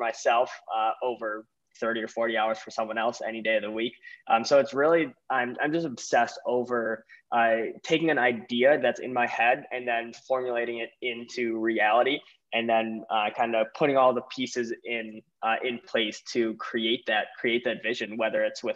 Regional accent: Milwaukee, Wisconsin, United States; I'm from Milwaukee, Wisconsin

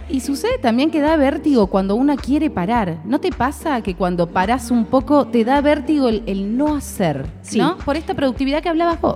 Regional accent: Santa Fe, Argentina; yo soy santafesina

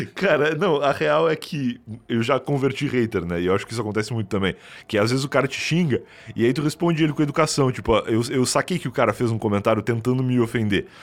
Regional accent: Rio Grande, Rio Grande do Sul, Brazil; now in São Paulo, Brazil; Eu vim do Rio Grande do Sul, uma cidade chama Rio Grande, lá, lá no sul mesmo, bem no sul do Rio Grande do Sul

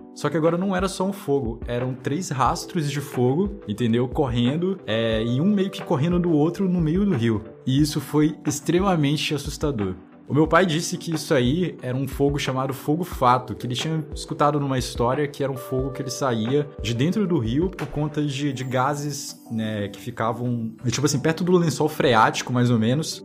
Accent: Manaus, Amazonas, Brazil; Eu sou de Manaus, Amazonas

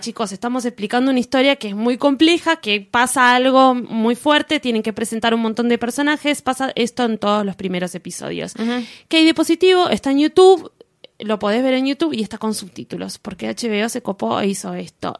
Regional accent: Argentina; nosotros que tenemos mayoría de mayoría de inmigrante italiano acá en Argentina

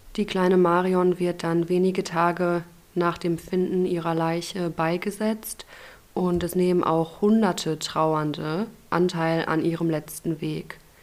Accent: Ruhr area, North Rhine-Westphalia, Germany; meiner Heimat, dem Ruhrgebiet.

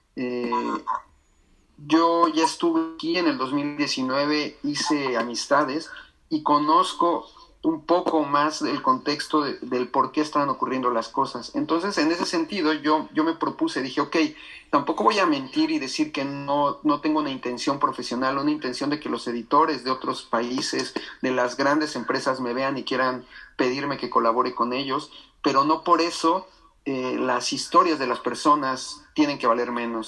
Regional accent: Mexico; nosotros como mexicanos necesitamos visa

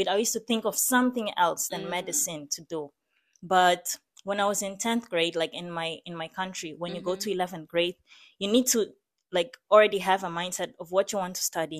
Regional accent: Maputo, Mozambique; moved away; I grew up in Mozambique, in the city of Maputo

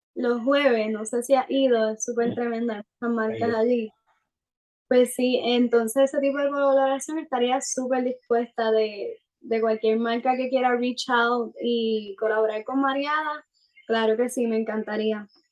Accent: Puerto Rico; soy de Puerto Rico

